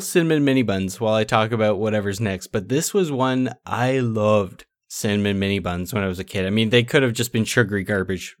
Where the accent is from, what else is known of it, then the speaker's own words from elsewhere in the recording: Niagara Falls, Ontario, Canada; we're from Niagara Falls, like, we went grocery shopping over in the States sometimes